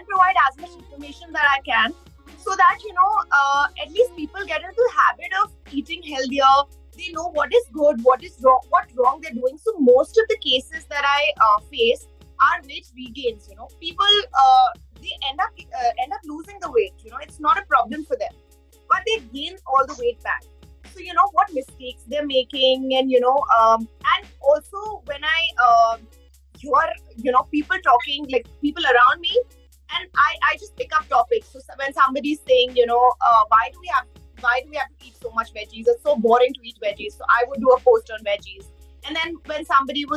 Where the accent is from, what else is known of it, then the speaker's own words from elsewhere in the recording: Udaipur, Rajasthan, India; I am from Udaipur